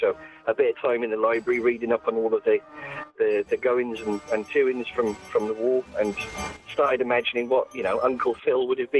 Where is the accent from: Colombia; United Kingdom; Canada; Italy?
United Kingdom; South Wales; So I'm from South Wales, and we enjoy a few middle names down there.